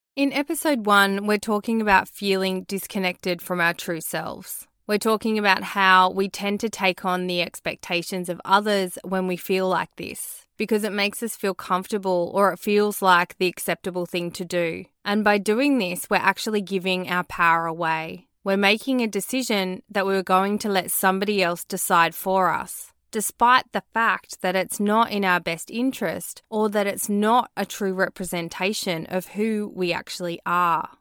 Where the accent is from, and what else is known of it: Australia; born or raised there